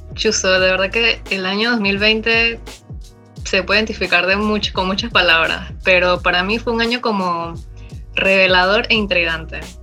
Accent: Panama; tengo 23 años, soy panameña

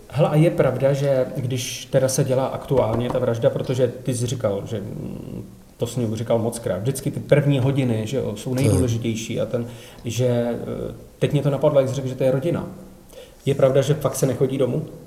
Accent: Czechia; Já jsem Čech

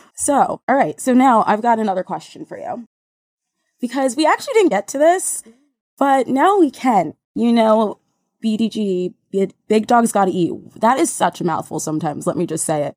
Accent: New Jersey, United States; now in New York, United States; my hometown in Jersey

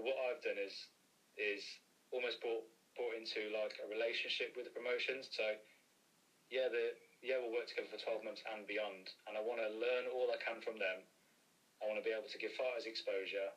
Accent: Coventry, West Midlands, United Kingdom; I'm from Coventry as well

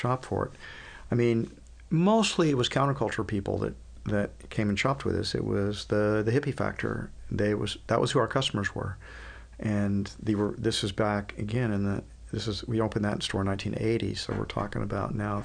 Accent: Houston, Texas, United States; now in Austin, United States; I grew up in Houston

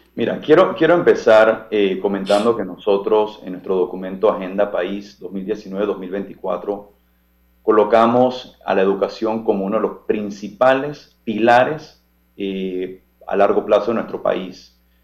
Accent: Panama; nosotros como panameños

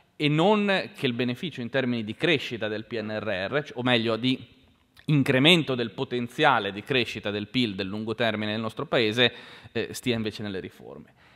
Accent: Genoa, Liguria, Italy; io sono di Genova

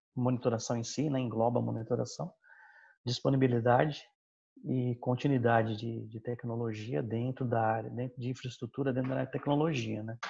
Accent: São Bernardo do Campo, São Paulo, Brazil; now in Osasco, Brazil; eu sou natural da BC

